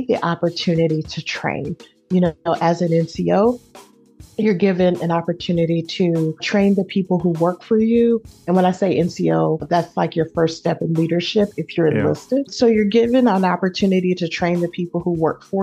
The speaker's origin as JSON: {"language": "English", "town": "Oakland", "region": "California", "country": "United States", "tie": "born or raised there", "also_born_or_lived": "Indianapolis, Indiana", "moved": "yes", "lives_now": "San Antonio, United States", "said": "I am from East Oakland. That's where I was raised"}